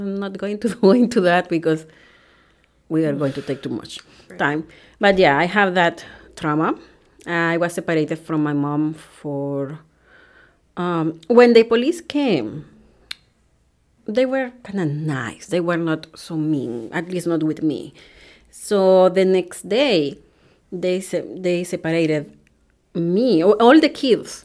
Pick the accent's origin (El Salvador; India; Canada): El Salvador; English is a second language; moved away as an adult; now in Wisconsin, United States; I was born in El Salvador, which is in Central America